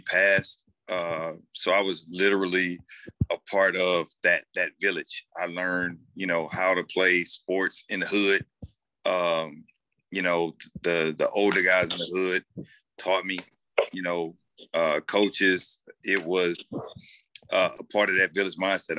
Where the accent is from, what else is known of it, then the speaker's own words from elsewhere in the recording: St. Louis, Missouri, United States; being raised and born and raised in St. Louis